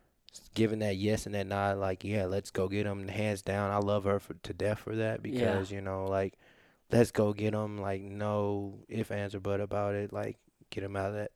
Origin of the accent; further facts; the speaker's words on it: Topeka, Kansas, United States; born there; I was born in Topeka, Kansas.